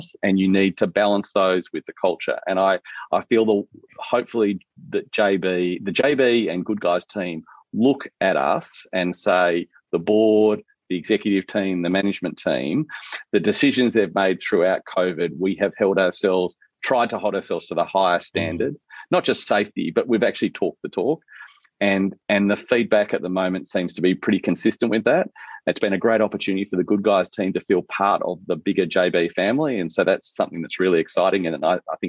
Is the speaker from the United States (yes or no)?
no; Mitcham, Victoria, Australia; I grew up in Mitcham in the outer suburbs of Victoria.